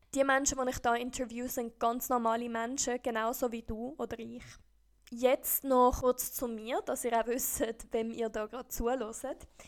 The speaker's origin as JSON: {"language": "German", "country": "Costa Rica", "tie": "born or raised there", "also_born_or_lived": "San José, Costa Rica", "moved": "as an adult", "lives_now": "Switzerland", "said": "ich bin Schweizerin. Aber ich bin in Costa Rica aufgewachsen. Meine Eltern sind nämlich mit mir ausgewandert, als ich vier war"}